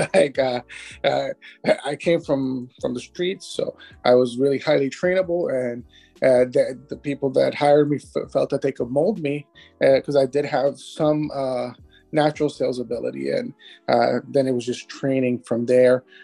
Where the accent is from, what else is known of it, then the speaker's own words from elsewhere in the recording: Miami, Florida, United States; also born or lived in Cuba; I've grown up here in Miami, so I've been here pretty much my entire life. Uh, Miami, Miami native